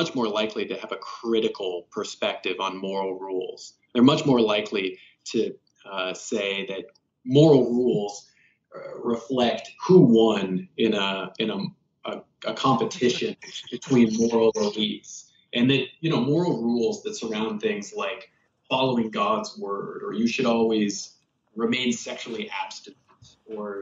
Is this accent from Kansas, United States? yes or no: yes; Kansas, United States; moved away; also born or lived in South Carolina; I grew up in Kansas and South Carolina